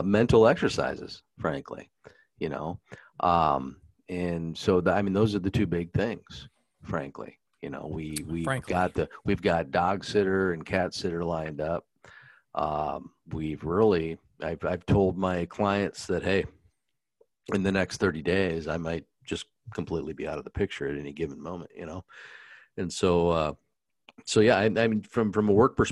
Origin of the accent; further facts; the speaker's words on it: South Dakota, United States; now in Indianapolis, United States; Same with me growing up in South Dakota